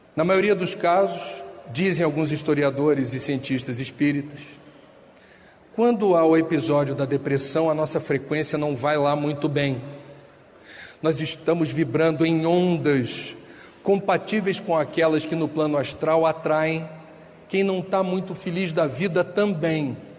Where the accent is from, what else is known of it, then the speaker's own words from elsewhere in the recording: Rio de Janeiro, Brazil; moved away; No Rio de Janeiro, de onde eu venho